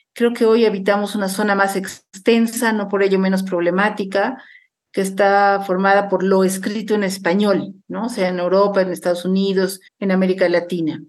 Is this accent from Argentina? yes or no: no; Bolivia; países como el mío, Bolivia